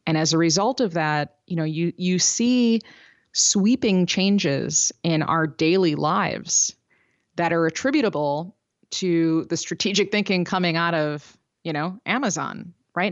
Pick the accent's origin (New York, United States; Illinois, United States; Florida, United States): Illinois, United States; Chicago; I'm from Chicago.